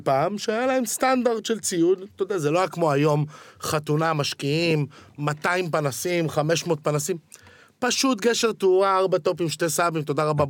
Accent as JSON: {"language": "Hebrew", "town": "Ramat Gan", "region": "Tel Aviv District", "country": "Israel", "tie": "born or raised there", "said": "גדלתי ברמת גן"}